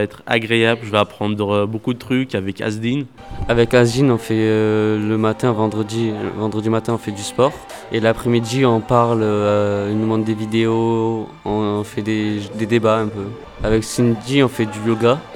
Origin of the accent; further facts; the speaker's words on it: Marseille, Provence-Alpes-Côte d'Azur, France; now in Givors, France; je suis né à Marseille. Euh, j'habite à Givor depuis décembre.